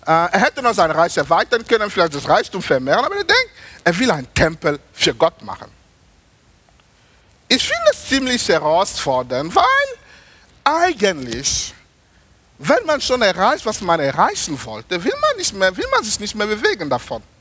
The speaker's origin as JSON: {"language": "German", "country": "Germany", "said": "ich habe denen gesagt, ich komme aus Deutschland, ich faste nicht 21 Tage"}